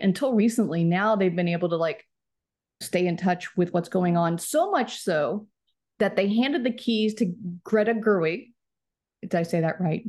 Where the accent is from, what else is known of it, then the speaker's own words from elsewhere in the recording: Plano, Texas, United States; moved away as an adult; also born or lived in St. Louis, Missouri; now in Los Angeles, United States; I'm from Dallas, I'm a Cowboys fan